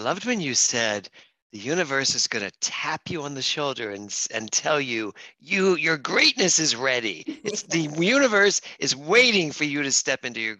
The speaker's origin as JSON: {"language": "English", "town": "Philadelphia", "region": "Pennsylvania", "country": "United States", "tie": "born or raised there", "also_born_or_lived": "New York", "moved": "as an adult", "lives_now": "Los Angeles, United States", "said": "I grew up in Philadelphia and but so close. Philadelphia is so close to New York, but I never really went there."}